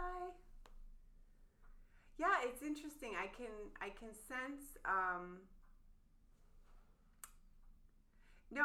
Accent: Colorado, United States; born or raised there; moved away as an adult; now in Canada

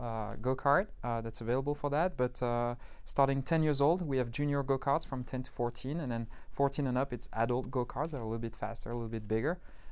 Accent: Paris, Île-de-France, France; also born or lived in London; now in Las Vegas, United States; So I used to live in London in the UK before I moved to Las Vegas, but I'm originally from Paris, where I grew up.

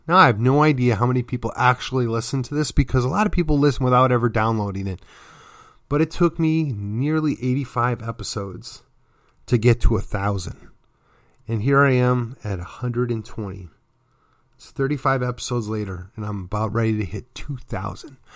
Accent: McKinney, Texas, United States; my hometown of McKinney, then in my county, Collin County, and then ultimately the state of Texas

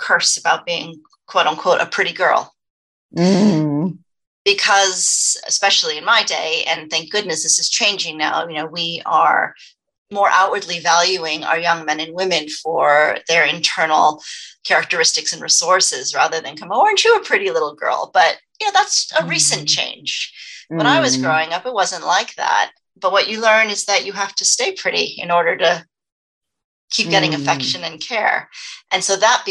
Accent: United States; moved away; also born or lived in Los Angeles, California / Dallas, Texas; growing up in Los Angeles, then Texas, which is also a very appearance-focused society, Dallas, Texas

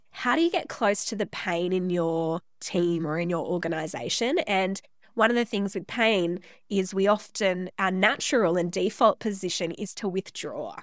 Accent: Central Coast, New South Wales, Australia; I was born on the Central Coast in New South Wales

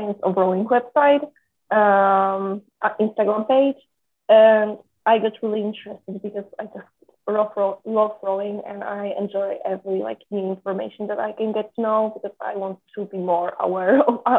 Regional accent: Poland; now in Florida, United States; I'm from Poland, and I came to State to row.

